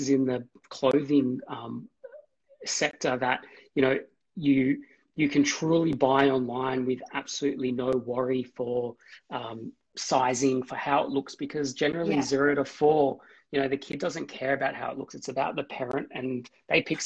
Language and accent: English; Australia; we're an Australian Lebanese family